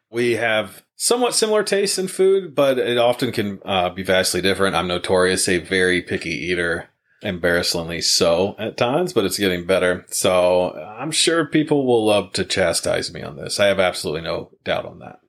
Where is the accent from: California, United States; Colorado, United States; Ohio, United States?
Ohio, United States; Wapakoneta; also born or lived in Lima, Ohio; now in Marysville, United States; the one back in our hometown, we're actually from Wapak, Ohio